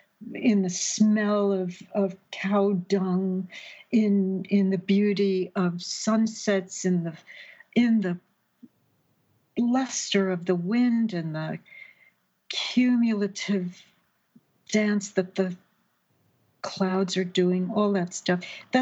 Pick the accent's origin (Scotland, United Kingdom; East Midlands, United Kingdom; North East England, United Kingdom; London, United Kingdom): London, United Kingdom; Paddington; born there; I would be going back to my father's family who had emigrated to London, which is where I told you I was born. I was born in Paddington. That's where all the Irish people landed.